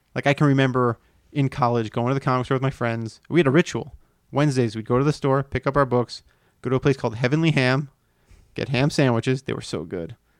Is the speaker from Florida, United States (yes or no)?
yes; Miami, Florida, United States; moved away; I grew up in Miami